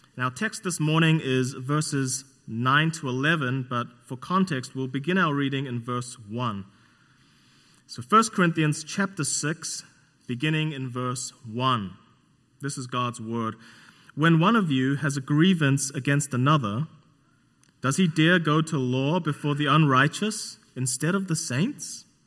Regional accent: New Zealand; moved away; I'm from New Zealand, not Australia

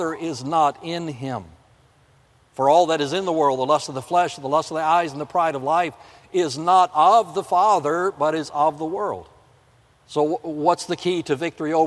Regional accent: South Florida, United States; moved away; also born or lived in the north; I grew up in South Florida. Winter's only 6 weeks long down there. There's no snow. But I've lived in the north for most of my life

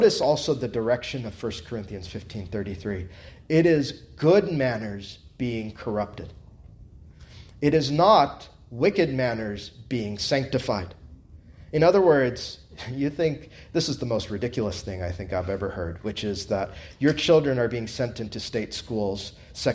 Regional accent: United States; as an American

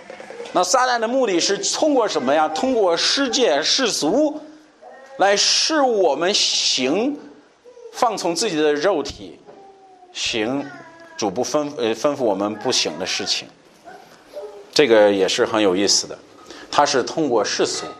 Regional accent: China; 你看，哎，我们中国人我们就这样啊

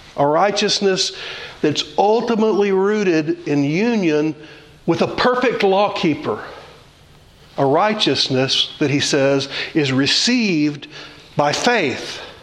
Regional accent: Louisiana, United States; I grew up in Louisiana, and my grandmother had fig trees in her yard

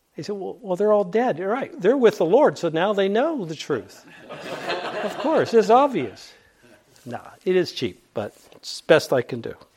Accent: Pittsburgh, Pennsylvania, United States; I grew up in Pittsburgh.

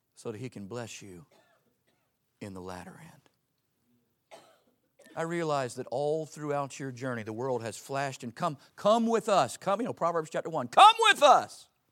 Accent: Pensacola, Florida, United States; I grew up in Pensacola, Florida

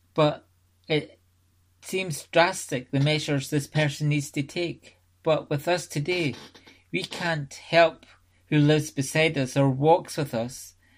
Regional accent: Scotland, United Kingdom; I was brought up in the Free Church of Scotland

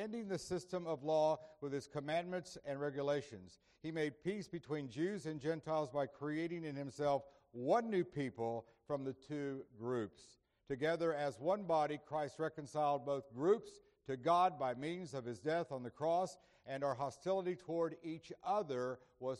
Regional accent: Indiantown, Florida, United States; My mother was a minister of music at the church where I grew up in Indiantown, Florida

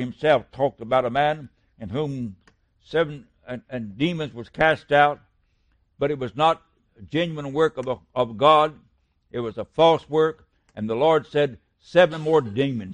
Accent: West Virginia, United States; he's from my home state

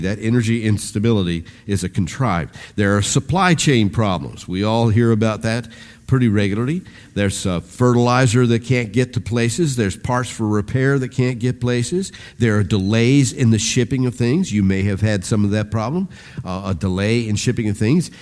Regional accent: United States

